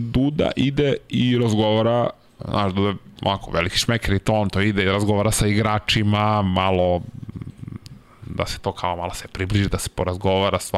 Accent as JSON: {"language": "Croatian", "country": "Serbia", "said": "Ali u nekim trenucima vidio sam neki ono kao Srbin, znaš, kao šta će on ovde"}